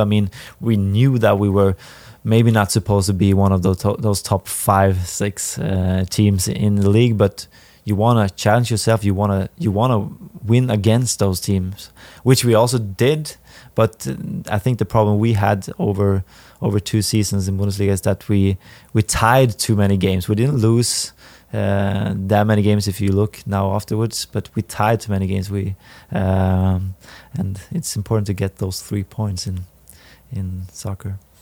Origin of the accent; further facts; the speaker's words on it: Härnösand, Västernorrland County, Sweden; English is a second language; moved away as an adult; also born or lived in Sundsvall / Bielefeld, Germany; now in St. Louis, United States; I played in my in my hometown, eh, with the first team